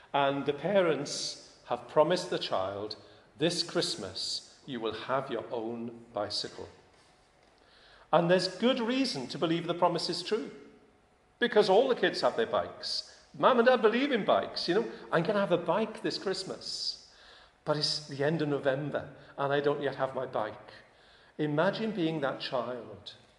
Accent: United Kingdom; I'm British

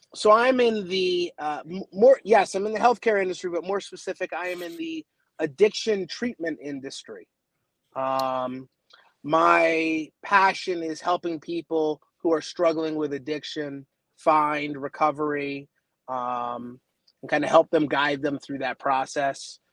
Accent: Baltimore, Maryland, United States; now in Los Angeles, United States; I'm originally from the Baltimore area

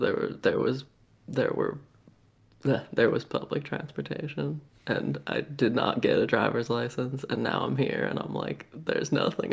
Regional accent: New Jersey, United States; moved away; I grew up in New Jersey

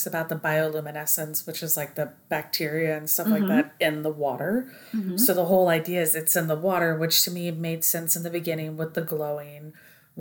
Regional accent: Oregon, United States; we grew up in Oregon

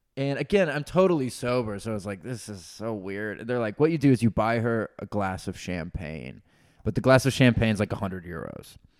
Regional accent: Forsyth County, North Georgia, United States; moved away as an adult; also born or lived in Illinois / Atlanta / Idaho; now in Austin, United States; I was born in Illinois, so I, I was born in Illinois. So my whole family's from Illinois, but I only lived there till I was like four years old. So I ah. spent my whole life in Georgia

